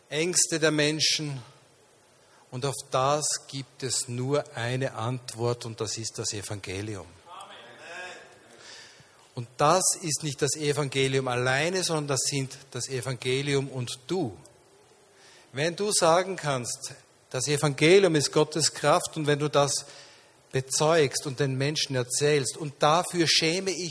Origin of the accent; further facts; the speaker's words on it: Linz, Upper Austria, Austria; born there; guten Morgen, Linz. Ich bin in meiner Geburtsstadt.